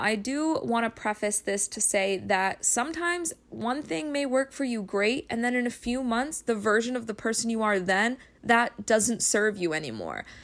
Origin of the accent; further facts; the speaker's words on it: New Hampshire, United States; moved away as an adult; now in Connecticut, United States; I was raised in New Hampshire, but I recently just moved in with my boyfriend in Connecticut.